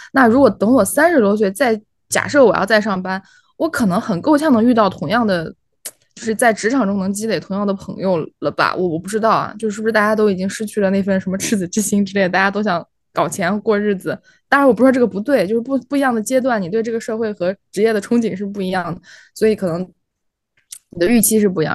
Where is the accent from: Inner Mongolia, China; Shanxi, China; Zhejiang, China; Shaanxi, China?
Shaanxi, China; moved away; also born or lived in Shanghai; 因为我之前小时候是在陕西，那个是属于北方